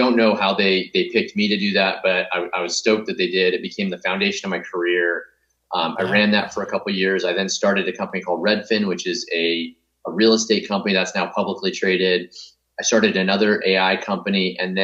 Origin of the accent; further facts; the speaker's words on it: Grants Pass, Oregon, United States; moved away; also born or lived in Stanford, California; So I grew up in Southern Oregon, a little town called Grants Pass